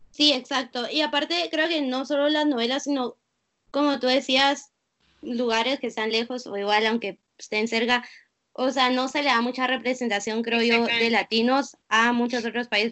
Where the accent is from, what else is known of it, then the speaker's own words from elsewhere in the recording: Guatemala; moved away as an adult; also born or lived in Singapore; now in United States; nací en Guatemala